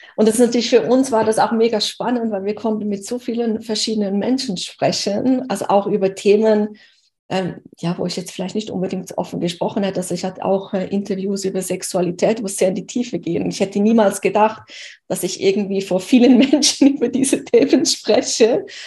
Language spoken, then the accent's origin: German; Switzerland; aus der Schweiz, wo ich her bin